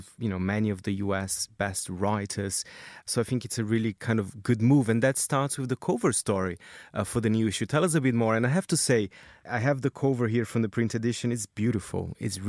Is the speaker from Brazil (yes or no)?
yes; Brazil; I'm from Brazil